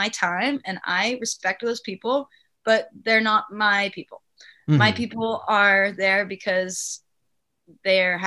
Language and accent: English; Palm Springs, California, United States; I'm from Palm Springs.